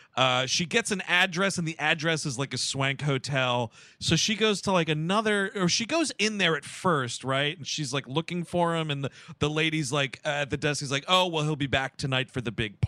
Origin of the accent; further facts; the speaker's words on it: Boston, Massachusetts, United States; Yeah, I grew up in Boston.